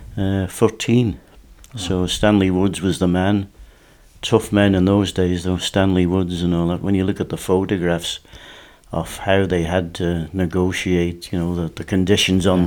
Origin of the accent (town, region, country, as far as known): Douglas, Isle of Man; born or raised there; also born or lived in Onchan